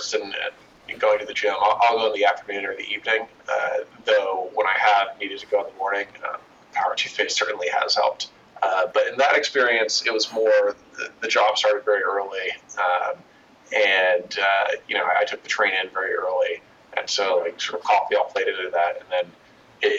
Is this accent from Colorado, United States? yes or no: yes; just outside of Denver, Colorado, United States; I grew up in Colorado, kind of just outside of Denver